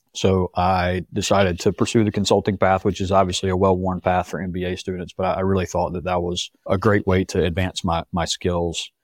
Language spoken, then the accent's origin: English; Rock Hill, South Carolina, United States; moved away as an adult; I grew up in Rock Hill, which is just south of Charlotte